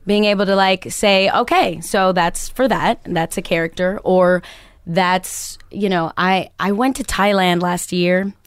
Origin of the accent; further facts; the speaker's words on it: Chicago, Illinois, United States; I grew up in Chicago